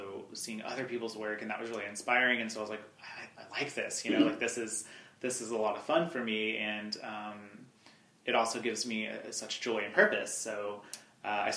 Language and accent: English; Altus, Oklahoma, United States; I'm originally from Oklahoma. I grew up southwest Oklahoma, Altus, Oklahoma, which is not too far from here